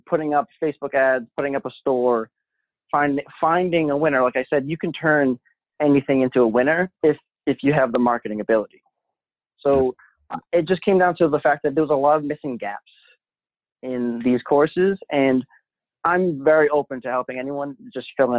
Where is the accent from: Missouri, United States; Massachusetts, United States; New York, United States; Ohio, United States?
Massachusetts, United States; Boston; I'm from Boston